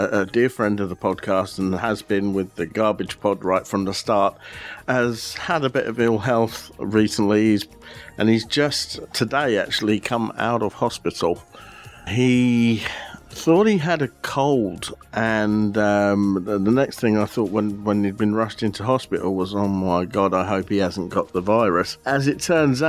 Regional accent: Aylesbury, South East England, United Kingdom; I come from Aylesbury in Buckinghamshire

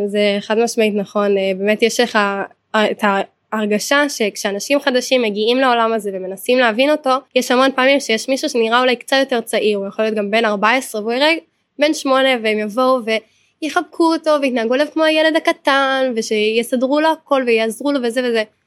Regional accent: Hod HaSharon, Central District, Israel; אני מהוד השרון

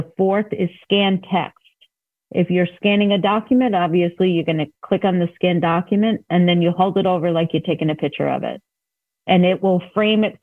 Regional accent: New York, United States; I am from New York, so I may have some New York terminology

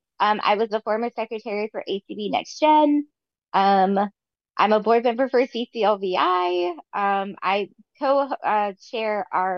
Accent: Lauderdale, Mississippi, United States; now in North Bend, Oregon, United States; I'm originally from Lauderdale, Mississippi.

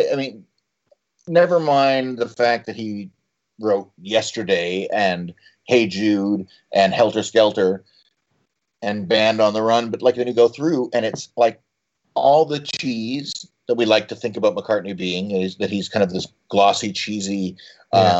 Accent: Canada; Well, and then at add to that being Canadian, who are just about the most judgmental nation on earth

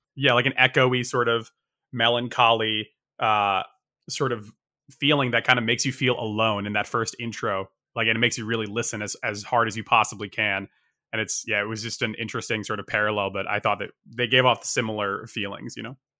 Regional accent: Northeast, United States; moved away as an adult; also born or lived in Japan; I, I grew up in the Northeast, like, i, in the U S

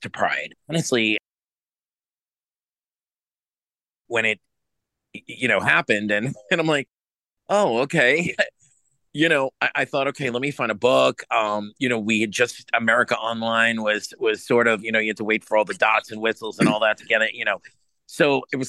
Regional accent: New York City, New York, United States; I grew up in New York City.

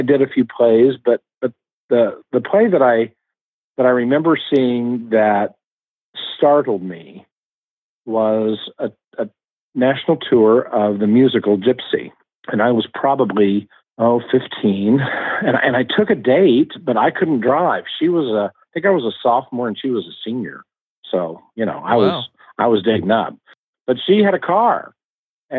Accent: Oklahoma City, Oklahoma, United States; I grew up in Oklahoma City

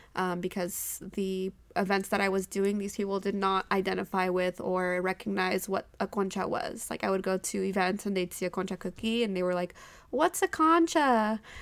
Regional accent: Modesto, California, United States; also born or lived in Bay Area, California; I grew up in Modesto

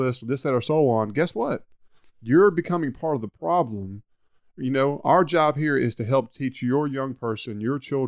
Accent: Hernando, Mississippi, United States; I'm from Hernando

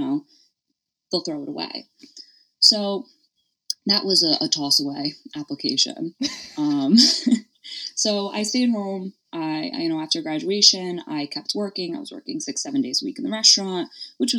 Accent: Stamford, Connecticut, United States; I'm born and raised in Connecticut in the Panhandle. I'm in Stamford, so I'm right outside of New York City

